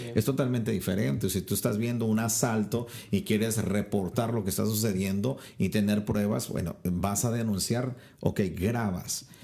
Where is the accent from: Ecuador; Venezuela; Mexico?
Mexico; en mi país, México